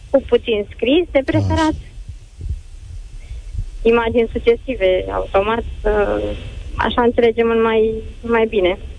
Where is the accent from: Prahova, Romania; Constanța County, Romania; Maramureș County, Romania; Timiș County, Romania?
Prahova, Romania; din Prahova și sunt mămica unei fete de 5 ani.